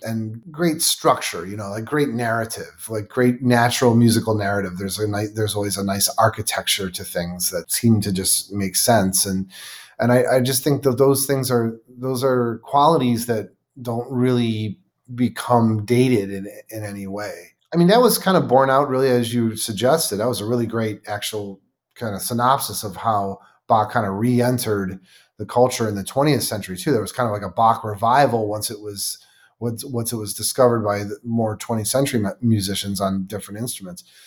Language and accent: English; Buffalo, New York, United States; I was born and raised in Buffalo, New York